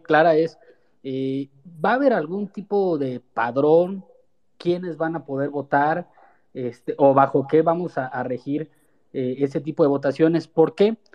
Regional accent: Morelia, Michoacán, Mexico; yo soy de Morelia, Michoacán

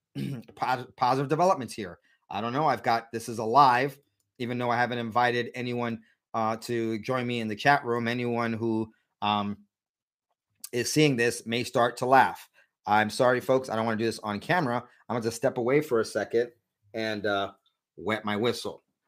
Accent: San Diego, California, United States; my hometown of San Diego

